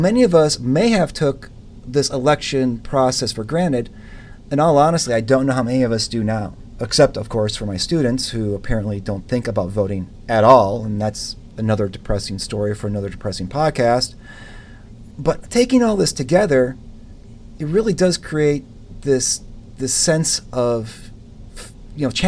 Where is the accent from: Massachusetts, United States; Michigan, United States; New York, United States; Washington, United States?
Michigan, United States; Grosse Pointe Park; I grew up in Michigan, okay. Just outside Detroit